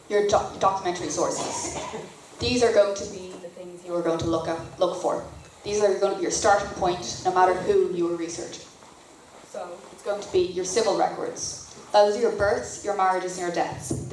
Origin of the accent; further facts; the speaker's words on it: North Dublin, Leinster, Ireland; I grew up in North Dublin, very small peninsula hope